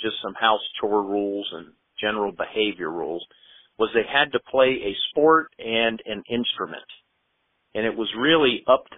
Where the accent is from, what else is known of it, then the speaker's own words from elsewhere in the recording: James River, just west of Richmond, Virginia, United States; also born or lived in Washington, D.C.; I was born in Washington, D.C., actually, but raised on the James River just west of Richmond